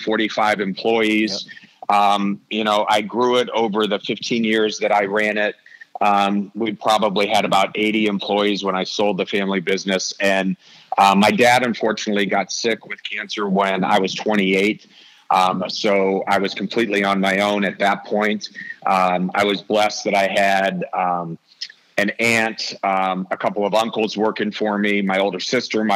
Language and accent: English; Canton, Ohio, United States; moved away as an adult; also born or lived in Oxford, Ohio / Chicago; I'm from Canton, Ohio.